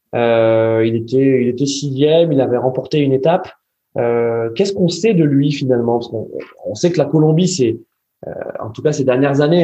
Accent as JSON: {"language": "French", "country": "France", "said": "nous, en tant que Français"}